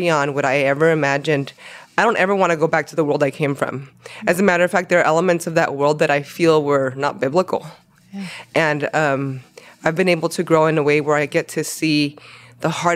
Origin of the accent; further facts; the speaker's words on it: Los Angeles, California, United States; accent: Latino heritage sound; first language Spanish; English is a second language; I was born and raised in Los Angeles.